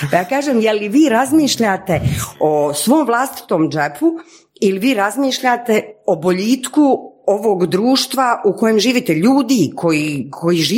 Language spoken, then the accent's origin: Croatian; Sarajevo, Federation of Bosnia and Herzegovina, Bosnia & Herzegovina; moved away; also born or lived in Geneva, Switzerland / Zagreb, Croatia; ja kao Sarajka naravno odim prvo u Sarajevo